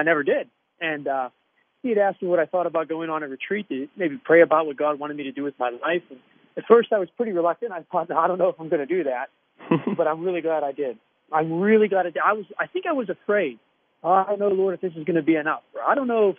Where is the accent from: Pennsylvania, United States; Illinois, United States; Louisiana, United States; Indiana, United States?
Pennsylvania, United States; Aspinwall; I'm a Pittsburgh-born guy. I grew up in Aspinwall